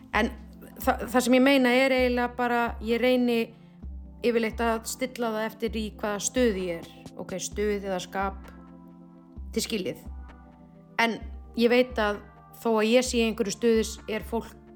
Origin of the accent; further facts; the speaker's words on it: Iceland; also born or lived in Oslo, Norway; við erum frá Íslandi